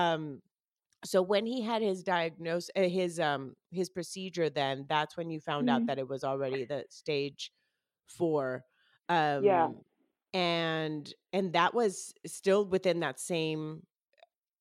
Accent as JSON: {"language": "English", "country": "Colombia", "tie": "born or raised there", "first_language": "Spanish", "moved": "yes", "lives_now": "United States", "said": "I was born and raised in Colombia. My mom is Colombian. So Spanish is my first language"}